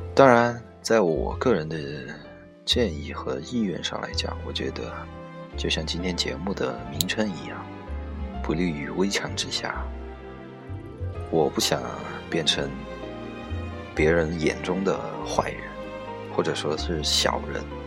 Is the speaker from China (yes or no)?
yes; China; 我们中国人